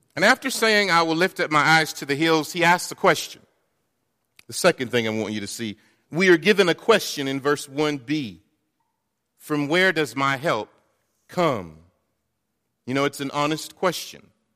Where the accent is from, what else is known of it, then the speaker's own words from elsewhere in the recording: North Carolina, United States; moved away; I'm from North Carolina